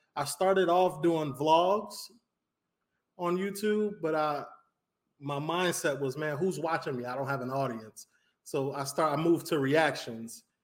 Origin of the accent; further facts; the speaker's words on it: Chicago, Illinois, United States; moved away as an adult; now in Miami, United States; I'm from the north side of Chicago, uh, Rogers Park, Evanston area. I lived right on the borderline. Uh, grew up there, went to high school in Skokie